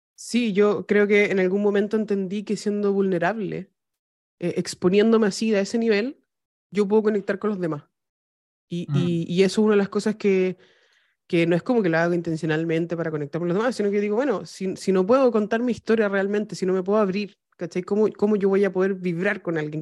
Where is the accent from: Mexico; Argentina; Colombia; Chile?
Chile; estoy en África le digo, soy de Chile